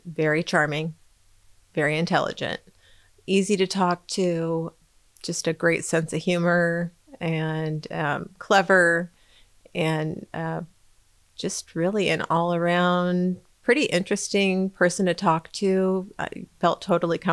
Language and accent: English; San Diego County, California, United States; moved away as an adult; also born or lived in Arizona; now in Ventura County, United States; I grew up in San Diego County